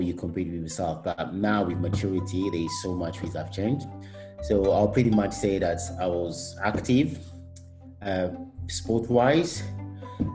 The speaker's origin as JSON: {"language": "English", "country": "Rwanda", "tie": "born or raised there", "moved": "yes", "lives_now": "United Kingdom", "said": "I was born in Rwanda."}